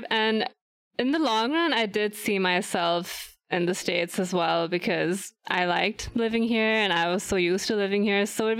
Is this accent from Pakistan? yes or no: yes; Lahore, Punjab, Pakistan; moved away as an adult; also born or lived in New York City, United States; now in San Francisco Bay Area, United States; But I was born in the U.S. I was born in New York City. And then after about 3-4 years, my parents and I moved back to Lahore, Pakistan. And then we just stayed there. I did all my primary and secondary schooling at the Lahore American School, LAS.